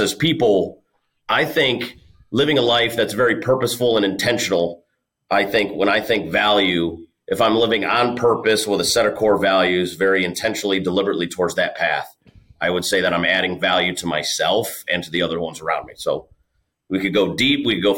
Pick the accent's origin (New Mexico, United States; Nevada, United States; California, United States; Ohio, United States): Ohio, United States; Cleveland; I'm from Cleveland, Ohio